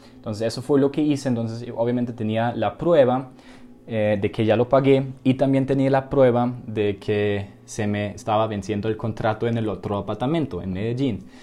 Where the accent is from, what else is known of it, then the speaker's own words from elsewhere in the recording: Germany; now in Colombia; soy de, soy de Alemania